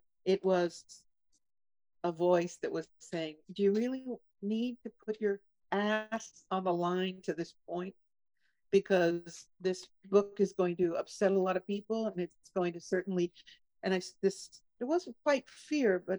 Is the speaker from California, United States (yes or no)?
yes; California, United States; I grew up in California